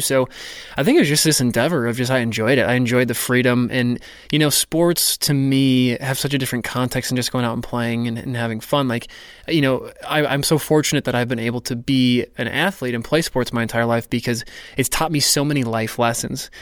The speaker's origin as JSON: {"language": "English", "region": "North Dakota", "country": "United States", "tie": "born or raised there", "said": "I grew up in North Dakota"}